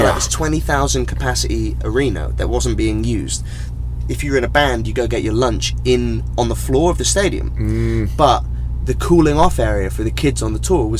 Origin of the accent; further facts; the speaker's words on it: England, United Kingdom; we're both brown and English